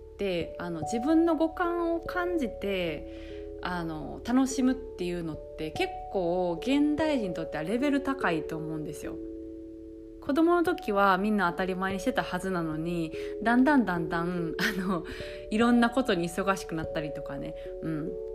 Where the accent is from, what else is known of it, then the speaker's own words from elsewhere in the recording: Japan; moved away as an adult; now in France; 日本生まれ、日本育ちの私